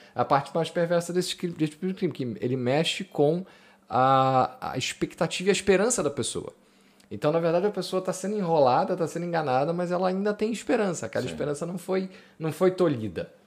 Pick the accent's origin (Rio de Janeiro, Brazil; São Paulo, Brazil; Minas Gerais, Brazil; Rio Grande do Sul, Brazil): Rio de Janeiro, Brazil; now in Porto, Portugal; eu venho do Rio